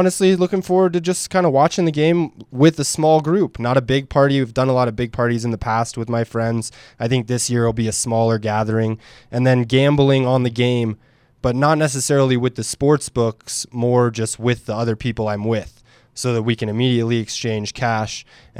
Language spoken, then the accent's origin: English; Jamestown, Rhode Island, United States; also born or lived in Lorton, Virginia, United States; In the rough streets of Jamestown, Rhode Island, and Lorton, Virginia.